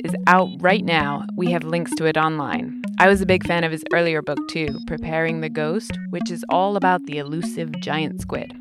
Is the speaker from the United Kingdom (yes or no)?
yes; United Kingdom; Being British